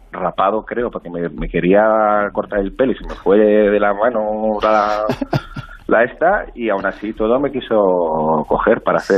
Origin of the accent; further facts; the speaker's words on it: Castile, Spain; yo soy castellano.